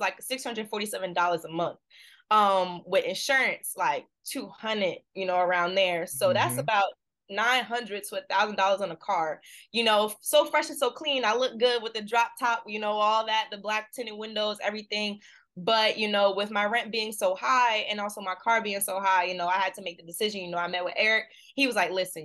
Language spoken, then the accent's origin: English; New Jersey, United States; moved away as an adult; also born or lived in South Carolina; now in Boston, United States; I'm from New Jersey, but went to school at USC